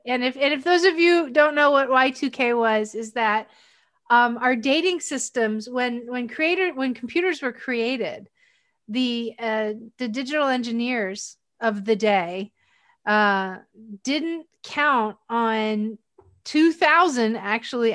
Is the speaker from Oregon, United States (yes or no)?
no; Pennsylvania, United States; also born or lived in Kailua, Hawaii; my hometown is up in Pennsylvania